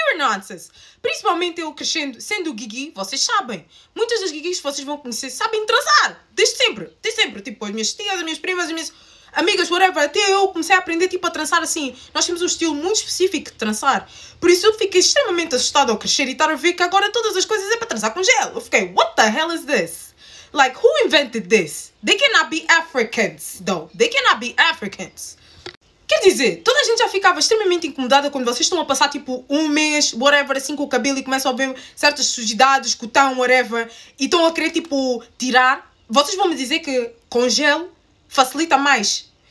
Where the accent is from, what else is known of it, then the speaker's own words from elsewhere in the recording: Portugal; crescendo em Portugal, muitas de vocês, tal como eu